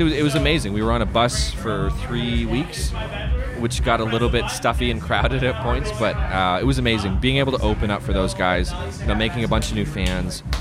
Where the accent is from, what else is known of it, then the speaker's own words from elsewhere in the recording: Calgary, Alberta, Canada; born and raised in Calgary, uh, proud Canadian